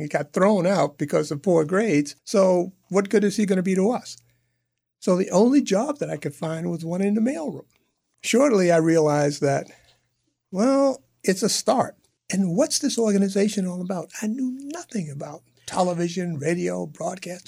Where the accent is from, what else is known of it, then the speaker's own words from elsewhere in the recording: New York City, New York, United States; a youngster growing up in Harlem in New York